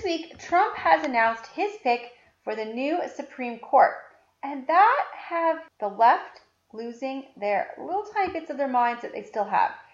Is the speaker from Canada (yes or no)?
yes; Canada; I'm Canadian.